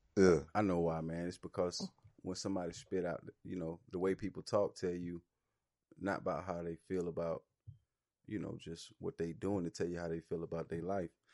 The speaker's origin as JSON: {"language": "English", "region": "Alabama", "country": "United States", "tie": "born or raised there", "said": "I grew up in Alabama"}